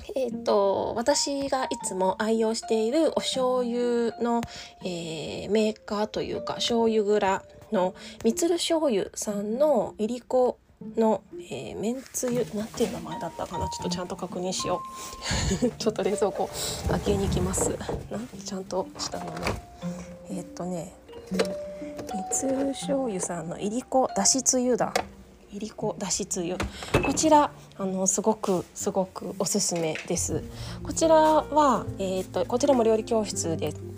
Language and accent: Japanese; eastern Japan, Japan; now in Okayama, Japan; 私は東日本出身なので